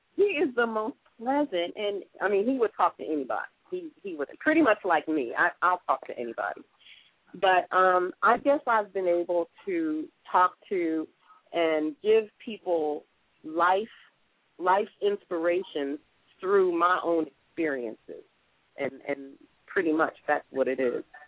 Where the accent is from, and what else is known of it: Atlantic City, New Jersey, United States; born or raised there; moved away as an adult; now in Atlanta, United States